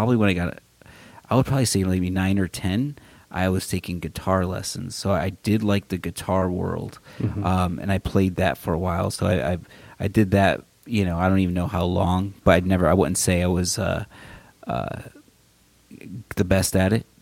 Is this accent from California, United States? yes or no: no; Waterbury, Connecticut, United States; now in Arizona, United States; I grew up in Waterbury, Connecticut. So back east, born and raised